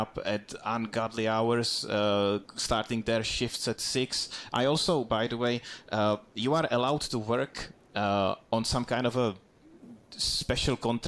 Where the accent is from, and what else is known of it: Duchcov, Ústí nad Labem Region, Czechia; born or raised there; moved away